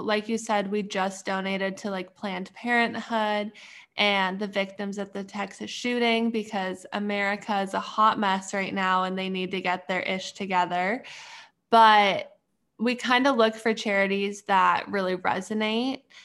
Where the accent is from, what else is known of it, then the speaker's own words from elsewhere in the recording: Canada; moved away as an adult; now in Pittsburgh, United States; I'm from, originally from Canada, but right now I'm going to school in Pittsburgh.